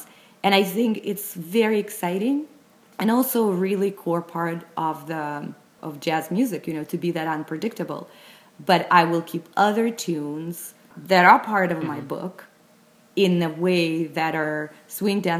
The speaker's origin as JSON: {"language": "English", "region": "Moscow", "country": "Russia", "tie": "born or raised there", "said": "I grew up in Moscow, actually, in Russia."}